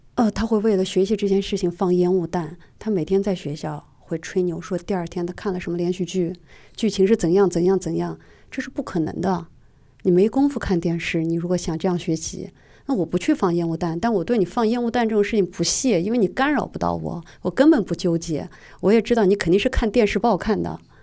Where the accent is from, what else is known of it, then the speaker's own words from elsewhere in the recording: Xinjiang, China; now in Beijing, China; 我出生在新疆，然后我现在在北京